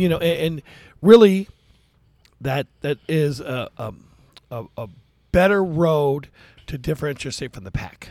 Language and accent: English; Daly City, California, United States; I was raised in Daly City, California.